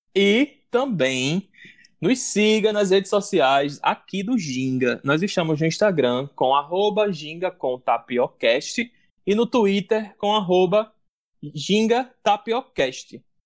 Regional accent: Northeast Region, Brazil; como bons nordestinos

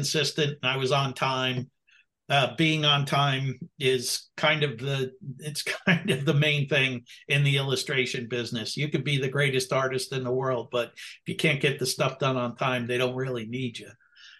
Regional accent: New Jersey, United States; I'm from Jersey

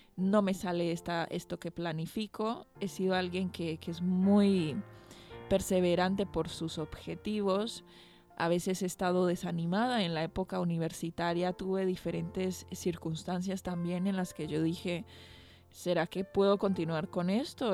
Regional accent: Colombia; moved away as an adult; also born or lived in Argentina / Valencia, Spain; now in Bilbao, Spain; vengo de Colombia

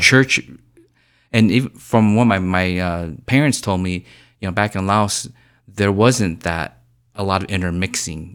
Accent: Indiana, United States; growing up in Indiana

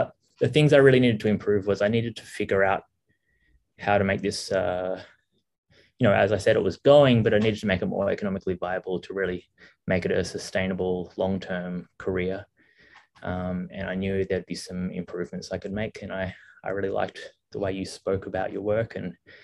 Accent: Melbourne, Victoria, Australia; moved away as an adult; now in Vietnam; I'm from Australia, originally Melbourne, Australia.

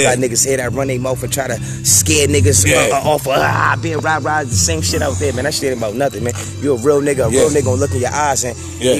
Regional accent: Buffalo, New York, United States; I'm from Buffalo, New York. You know what I mean? Age 32. May 21st, I'll be 32.

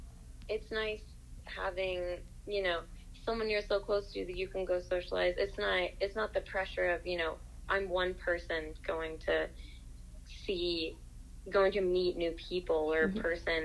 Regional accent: Appalachia, United States; accent: Appalachian; It's our instinct for young Appalachians to enter the rest of the world to do.

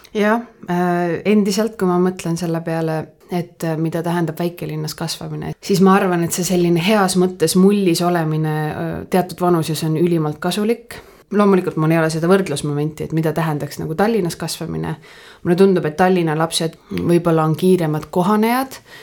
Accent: Põltsamaa, Jõgeva County, Estonia; moved away as an adult; ma olen Põltsamaalt

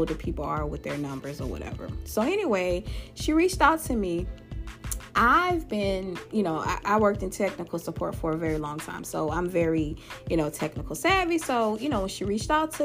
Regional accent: Louisiana, United States; my home state of Louisiana.

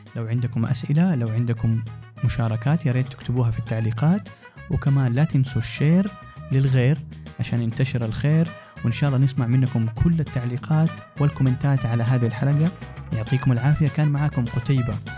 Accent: Jeddah, Makkah Province, Saudi Arabia; moved away as an adult; also born or lived in Tokyo, Japan / Cairo, Egypt / Dubai, United Arab Emirates; نشأت في جدة تخرجت من الثانوية العامة

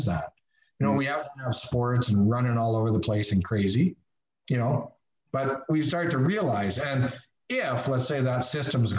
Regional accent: Canada

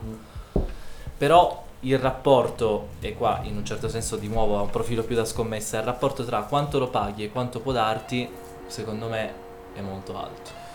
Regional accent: Turin, Piedmont, Italy; noi siamo di Torino

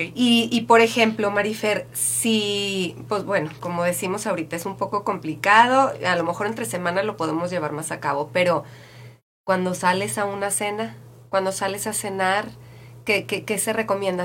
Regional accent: Mexico

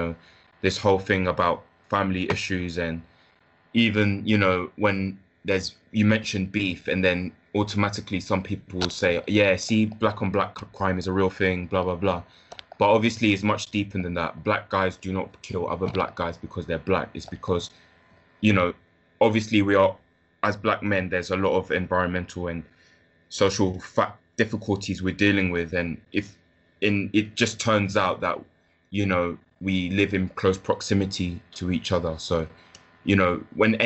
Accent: London, United Kingdom; also born or lived in Leicester / Ghana; I was born in Leicester, briefly lived in Ghana, and then spent the early part of my childhood just living in like Clapham Park, so kind of near Brixton

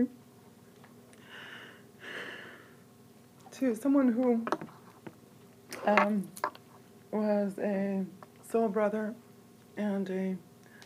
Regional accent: Rehovot, Central District, Israel; now in Jerusalem, Israel; his biological family was my soul family growing up in Rehovot

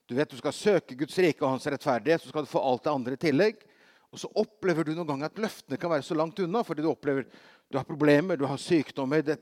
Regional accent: Brazil; I, eh, for, altså, Brasil, som barn i Brasil så hadde vi, hadde vi besøk av en, eh, en, som var en ny misjonær.

